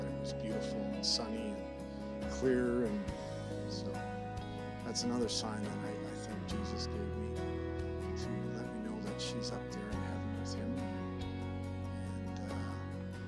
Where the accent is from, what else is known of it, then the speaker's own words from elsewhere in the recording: Surrey, British Columbia, Canada; also born or lived in Edmonton, Alberta / Penticton; I was born in Alberta, Edmonton, Alberta. Moved out here when I was 5. And I've actually lived out here in Surrey pretty much most of my life.